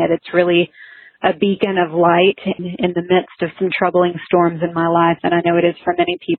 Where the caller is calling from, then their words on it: Dallas, Texas, United States; I'm calling from Dallas.